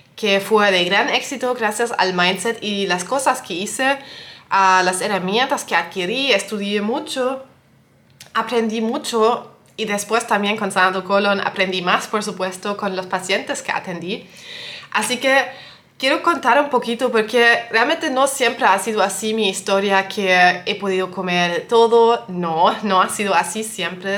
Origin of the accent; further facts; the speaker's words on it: Germany; also born or lived in western Germany; yo soy de Alemania